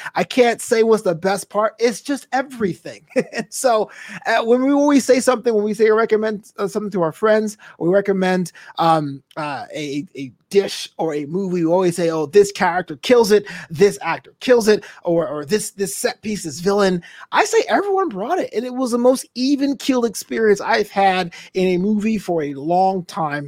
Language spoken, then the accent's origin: English; United States; I know I'm an American.